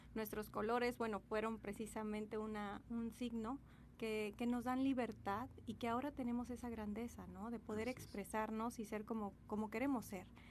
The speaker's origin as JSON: {"language": "Spanish", "country": "Mexico", "said": "todos los que somos mexicanos"}